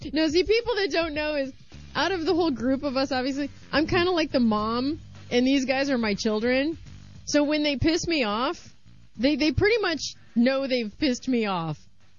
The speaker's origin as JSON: {"language": "English", "region": "Missouri", "country": "United States", "said": "out of my home state, but thank God out of not my hometown. Springfield, Missouri."}